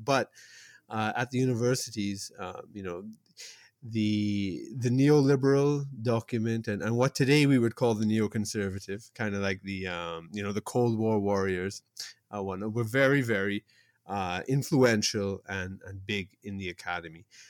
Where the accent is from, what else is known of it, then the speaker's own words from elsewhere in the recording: Toronto, Ontario, Canada; growing up in Toronto